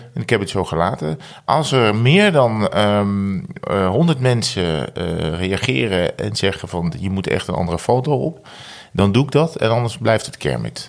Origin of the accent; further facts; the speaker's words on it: North Brabant, Netherlands; moved away; Ik kwam natuurlijk ook uit Brabant